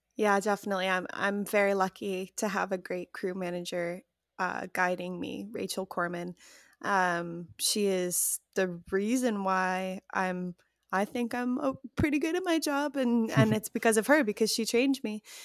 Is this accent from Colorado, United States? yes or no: no; Chicago, Illinois, United States; now in Los Angeles, United States; I'm from Chicago.